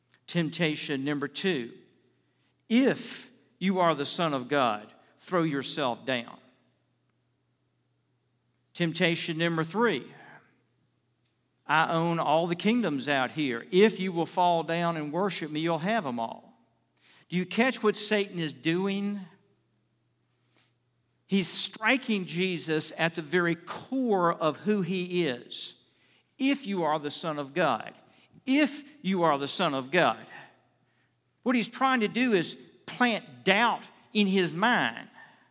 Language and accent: English; Richmond, United States; I was out visiting with my pastor I grew up under in Richmond